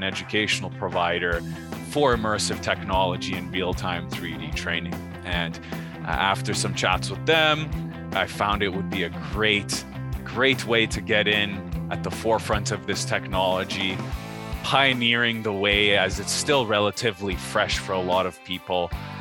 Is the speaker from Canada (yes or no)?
yes; Canada; also born or lived in France / Alberta, Canada; I was born in France before moving to Canada. So that's why they put me into French immersion courses throughout my childhood